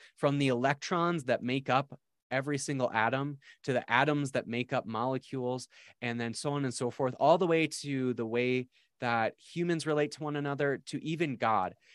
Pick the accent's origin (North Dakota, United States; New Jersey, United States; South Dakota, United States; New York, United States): South Dakota, United States; I grew up in South Dakota